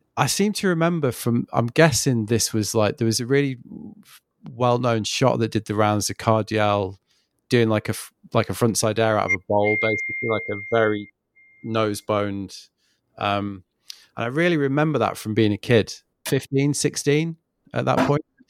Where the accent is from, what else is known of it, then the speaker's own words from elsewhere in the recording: England, United Kingdom; moved away as an adult; now in France; I'm from England